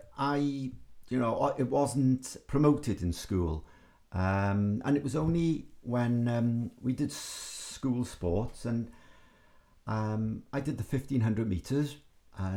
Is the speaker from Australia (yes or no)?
no; Cardiff, Wales, United Kingdom; also born or lived in Wembley, London; I went through the Welsh education system in Cardiff, primary and secondary